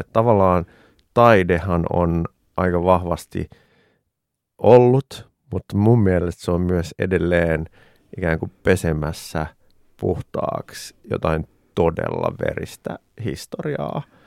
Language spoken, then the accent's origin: Finnish; Finland; Suomi on mun kotimaa